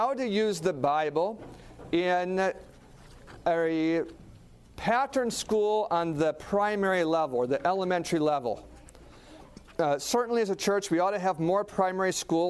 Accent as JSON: {"language": "English", "region": "Alaska", "country": "United States", "tie": "born or raised there", "said": "I grew up in Alaska."}